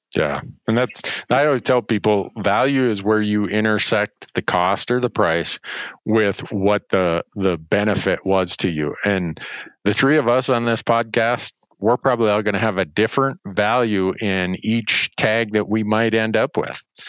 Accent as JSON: {"language": "English", "region": "Montana", "country": "United States", "said": "my home state of Montana"}